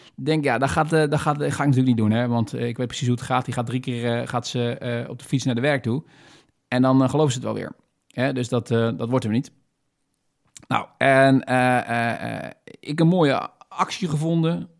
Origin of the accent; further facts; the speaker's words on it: Netherlands; wij hebben natuurlijk als, als Nederlanders of Wester, eh, Westerlingen